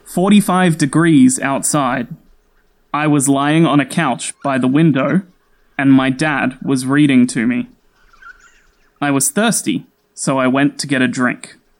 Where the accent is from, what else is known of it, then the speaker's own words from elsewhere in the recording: Sydney, New South Wales, Australia; I'm an Aussie. I grew up in Sydney, that's the biggest city in Australia.